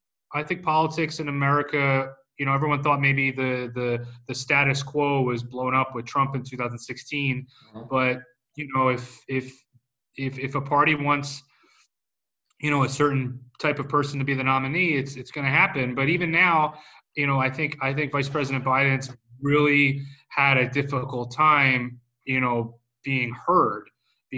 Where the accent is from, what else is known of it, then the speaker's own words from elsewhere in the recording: United States; just as an American